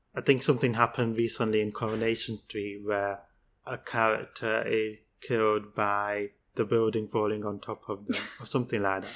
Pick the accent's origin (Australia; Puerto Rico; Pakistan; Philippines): Pakistan; I'm from Pakistan